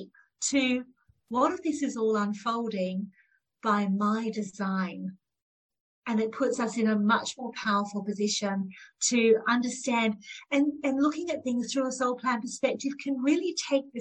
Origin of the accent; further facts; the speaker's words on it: Australia; I'm one of nine children growing up in Australia from Indian heritage